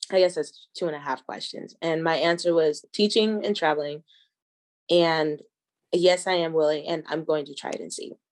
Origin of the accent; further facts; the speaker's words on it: Georgia, United States; also born or lived in Kentucky; now in Denver, United States; So I'm a black American. My father's military. So I grew up in the South in Georgia and Kentucky but my roots and my family are from Denver.